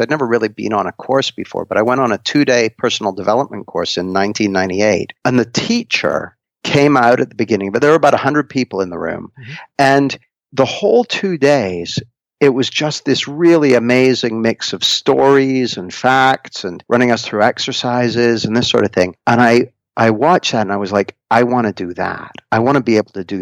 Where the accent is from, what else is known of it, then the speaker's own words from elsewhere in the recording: Canada; moved away as an adult; now in Nottingham, United Kingdom; I grew up in Canada, and I moved to the UK when I was about 20